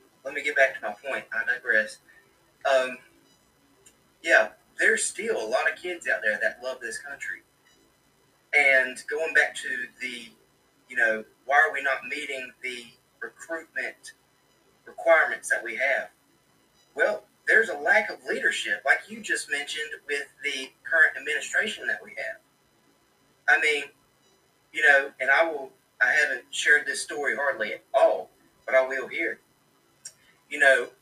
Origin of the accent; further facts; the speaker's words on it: United States; I am an American